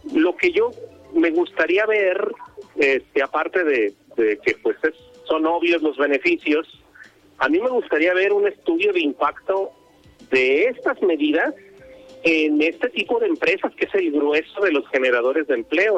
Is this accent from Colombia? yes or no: no; Mexico; somos mucho más mexicanos